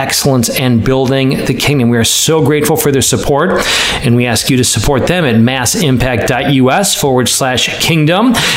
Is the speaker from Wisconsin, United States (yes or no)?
yes; Wisconsin, United States; I'm from Wisconsin